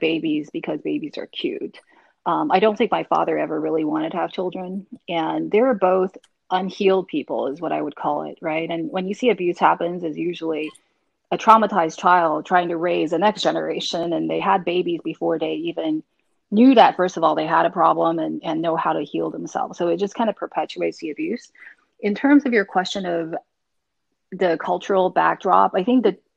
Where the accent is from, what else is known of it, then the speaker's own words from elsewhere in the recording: Taiwan; moved away as an adult; now in United States; I grew up in Taiwan for the most part until I was age 20. Then I came to the U.S. for grad school at Stanford